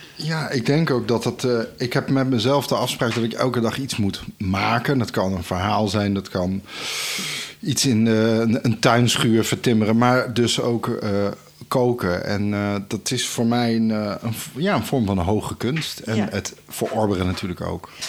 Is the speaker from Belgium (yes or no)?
no; Netherlands; also born or lived in Naples, Italy; als uh, Nederlander